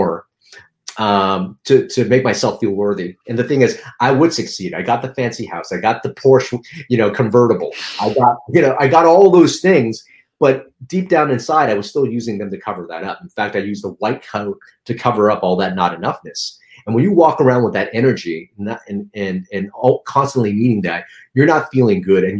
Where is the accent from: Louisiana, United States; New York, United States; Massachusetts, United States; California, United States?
California, United States; Los Angeles; also born or lived in Philippines; I grew up in Chinatown